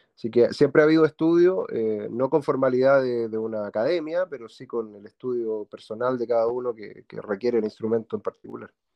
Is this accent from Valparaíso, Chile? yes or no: no; Santiago, Santiago Metropolitan Region, Chile; somos de Santiago de Chile, ambos nacidos en Santiago de Chile.